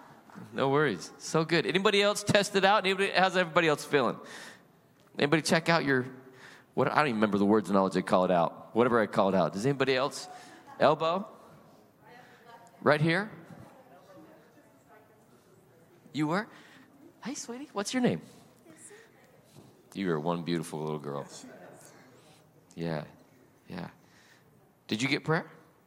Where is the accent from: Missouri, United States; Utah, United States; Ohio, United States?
Utah, United States; Salt Lake City; now in California, United States; You know, I was born and raised in Salt Lake City, Utah. I am not originally from California.